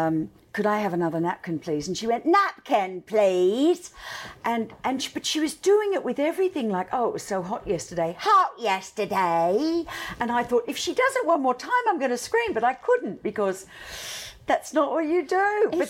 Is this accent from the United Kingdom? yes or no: no; Australia; accent: Aussie; now in United States; They say I sound more Aussie now that I'm here than I've ever sounded before. But to Americans, I sound like a Brit. And my mother was English, and I suppose I've always, you know, sounded a little bit, just a little bit different as an Aussie.